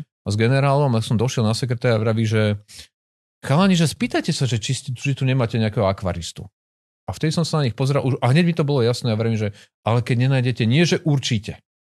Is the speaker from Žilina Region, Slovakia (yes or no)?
yes; Žilina, Žilina Region, Slovakia; Ja som sa narodil v Žiline.